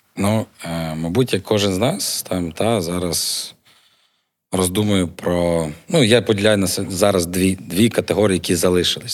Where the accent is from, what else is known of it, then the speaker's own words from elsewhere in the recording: Ivano-Frankivsk, Ivano-Frankivsk Oblast, Ukraine; now in Lviv, Ukraine; я родом з Івано-Франківська